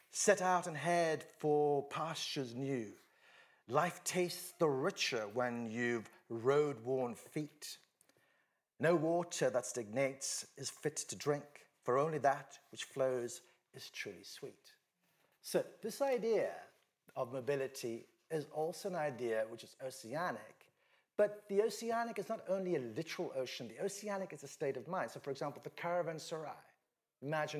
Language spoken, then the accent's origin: English; Western India, India; I'm from Western India